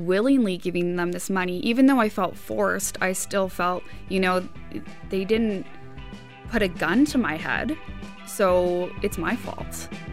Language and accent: English; Hamilton, Ontario, Canada; I'm from Hamilton myself.